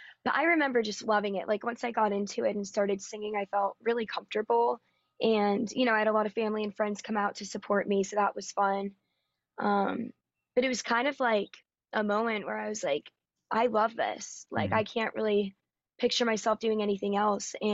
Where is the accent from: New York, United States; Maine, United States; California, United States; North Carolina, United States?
North Carolina, United States; Raleigh; moved away as an adult; now in Nashville, United States; I'm originally from Raleigh, North Carolina